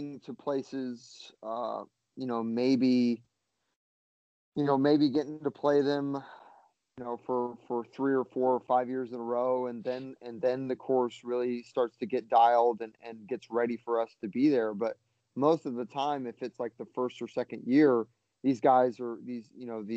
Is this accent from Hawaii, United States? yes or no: yes; Oahu, Hawaii, United States; moved away; I grew up on Oahu, so you know, in Hawaii.